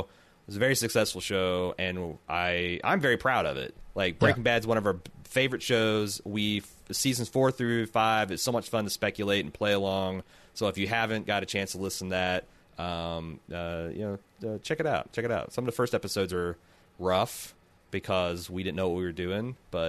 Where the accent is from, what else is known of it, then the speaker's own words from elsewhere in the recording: Mexico; born there; He probably sounds more like a Mexican than I do, and I was born in Mexico.